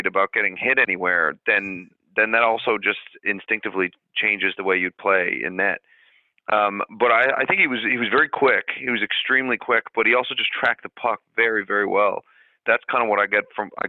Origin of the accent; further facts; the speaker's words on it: Canada; I'm from Canada